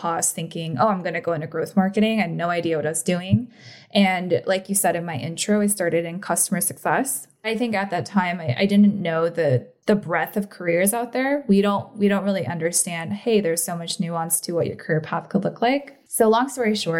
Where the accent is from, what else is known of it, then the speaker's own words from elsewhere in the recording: the Bay Area, California, United States; also born or lived in Korea; growing up in the Bay